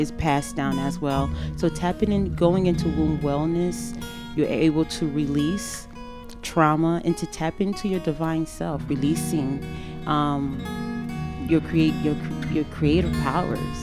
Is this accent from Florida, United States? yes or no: yes; Fort Lauderdale, Florida, United States; moved away as an adult; I grew up in Fort Lauderdale, Florida, in a, you know, in a Haitian community, in a Haitian household.